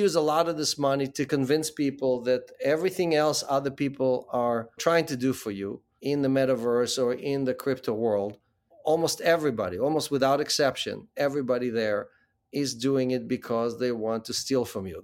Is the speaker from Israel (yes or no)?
yes; Israel; moved away as an adult; also born or lived in Ukraine; now in New York, United States; Born in the Ukraine, grew up in Israel, and, uh, after the military, uh, came to the U S.